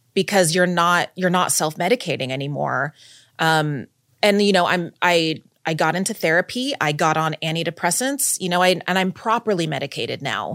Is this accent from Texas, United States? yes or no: yes; Texas, United States; moved away as an adult; now in New York, United States; I grew up in, in Texas